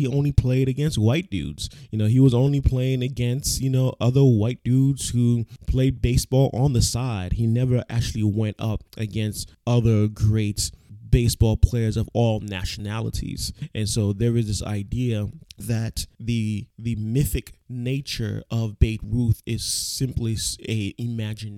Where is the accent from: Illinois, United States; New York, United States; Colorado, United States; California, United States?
New York, United States; as a New Yorker